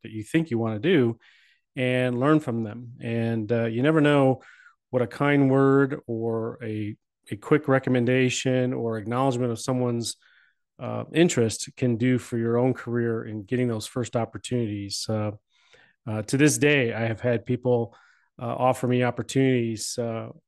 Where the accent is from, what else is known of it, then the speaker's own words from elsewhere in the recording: Cleveland, Ohio, United States; I grew up in Cleveland, in the Cleveland area.